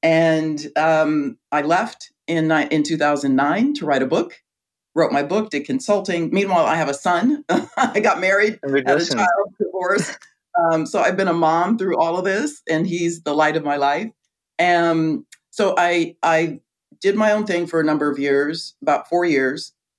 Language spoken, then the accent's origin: English; Riverside, California, United States; moved away as an adult; also born or lived in Chicago; I grew up in Riverside, California.